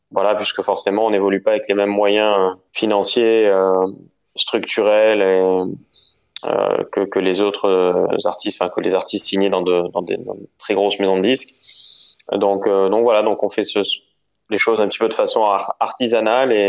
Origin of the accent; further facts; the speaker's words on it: Nice, Provence-Alpes-Côte d'Azur, France; J'ai grandi, euh, j'ai grandi à Nice.